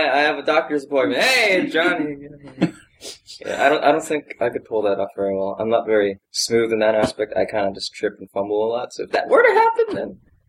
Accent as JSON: {"language": "English", "region": "Hawaii", "country": "United States", "said": "I'm from Hawaii, so my natural accent, I had to train out of me, and it took so long."}